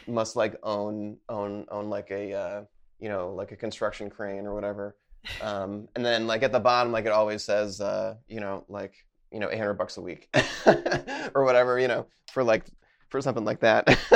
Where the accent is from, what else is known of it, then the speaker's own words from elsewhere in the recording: Connecticut, United States; moved away; I'm from Connecticut originally